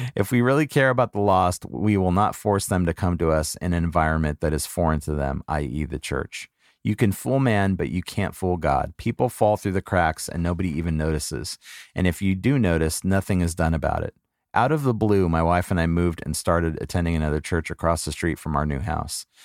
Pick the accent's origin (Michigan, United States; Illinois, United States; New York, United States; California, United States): California, United States; Los Angeles; I grew up in Southern California, I was in grade school during the punk rock revolution and living in Los Angeles.